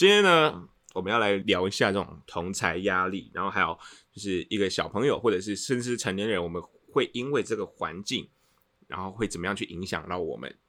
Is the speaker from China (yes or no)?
no; Tainan, Taiwan; 我是台南人，